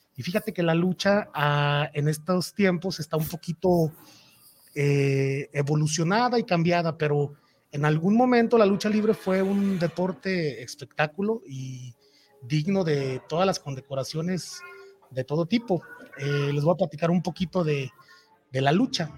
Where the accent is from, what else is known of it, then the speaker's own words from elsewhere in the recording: Guadalajara, Jalisco, Mexico; Yo soy de aquí de Guadalajara